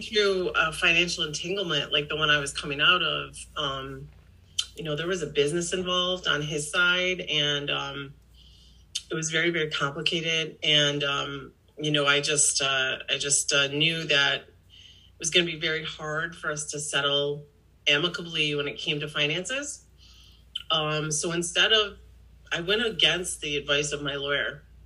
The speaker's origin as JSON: {"language": "English", "town": "Victor", "country": "United States", "tie": "born or raised there", "said": "my hometown of Victor"}